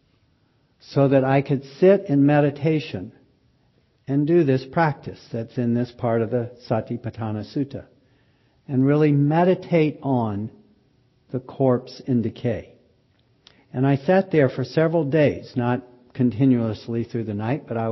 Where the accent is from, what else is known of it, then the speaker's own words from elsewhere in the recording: Pickens County, South Carolina, United States; moved away; I grew up in Pickens County, South Carolina